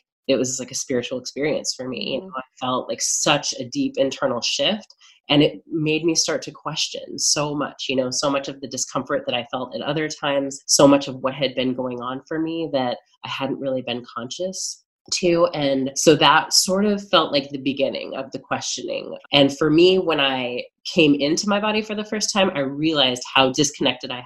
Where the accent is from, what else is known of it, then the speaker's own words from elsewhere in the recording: Midwest, United States; I grew up in the Midwest, which is certainly a little different from New York